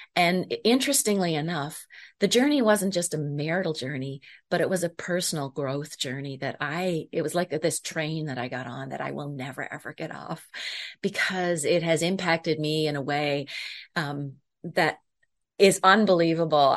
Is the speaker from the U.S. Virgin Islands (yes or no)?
no; Prince Edward Island, Canada; I am from Prince Edward Island, Canada.